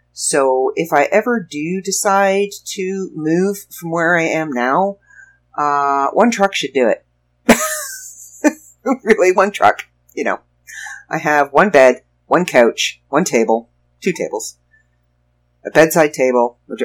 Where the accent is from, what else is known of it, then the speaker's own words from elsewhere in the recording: Toronto, Ontario, Canada; lived in pretty much every borough around Toronto. I lived in Scarborough. I lived in Mississauga. I was born in North York. I lived in Etobicoke. I lived in Pickering with my aunt and uncle.